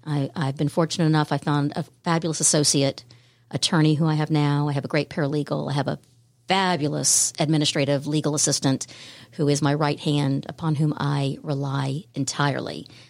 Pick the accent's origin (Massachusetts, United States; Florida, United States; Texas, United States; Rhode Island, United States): Florida, United States; Jacksonville; also born or lived in Savannah, Georgia; when I was very young, my parents moved to Jacksonville, Florida, and that is where I spent my formative years